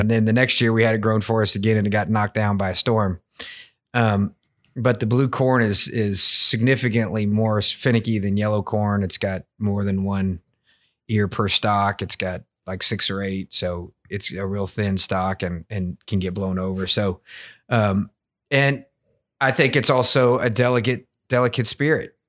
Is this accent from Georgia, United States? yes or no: no; Woodford County, Kentucky, United States; I grew up in Woodford County